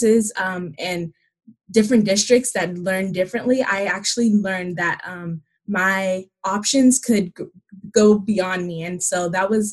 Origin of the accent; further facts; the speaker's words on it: Los Angeles, California, United States; also born or lived in Covina, California; I grew up in South Central